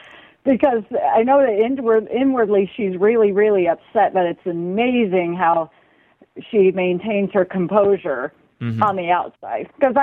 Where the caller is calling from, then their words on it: Ohio, United States; I am calling from Ohio, and so, yeah, I'm up very late for my time zone.